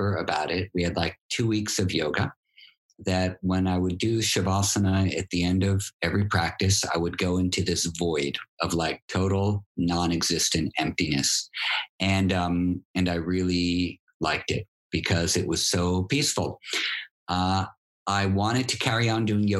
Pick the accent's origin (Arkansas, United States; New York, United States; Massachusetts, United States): New York, United States; New York City; Greenwich Village where I grew up in New York.